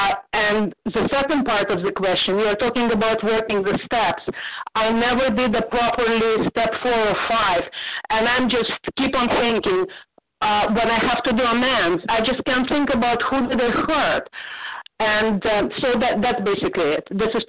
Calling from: Toronto, Ontario, Canada; Okay. And I am from Toronto.

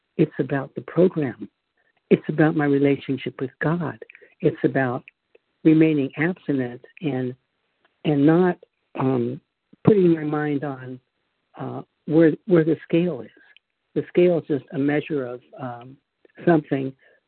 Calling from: Charlotte, North Carolina, United States; Oh, North Carolina, Charlotte, North Carolina.

